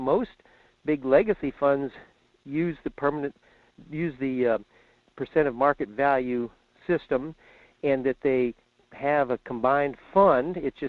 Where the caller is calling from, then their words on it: Fairbanks, Alaska, United States; in Fairbanks.